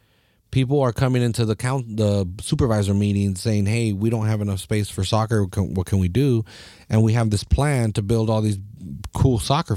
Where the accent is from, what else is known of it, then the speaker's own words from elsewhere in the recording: Salinas, California, United States; I'm here from Salinas. I say that all the fucking time because we're a proud little town here, you know.